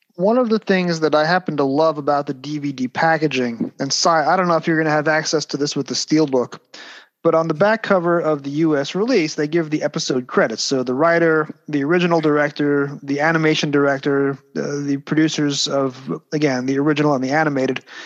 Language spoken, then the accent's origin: English; United States; growing up in the States